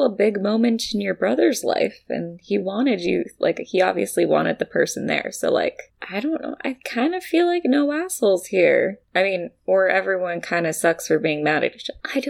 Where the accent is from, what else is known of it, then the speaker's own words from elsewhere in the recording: United States; I'm American.